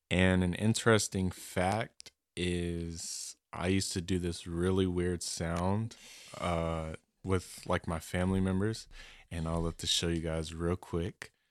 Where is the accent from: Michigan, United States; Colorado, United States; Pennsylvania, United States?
Colorado, United States; I am from Colorado.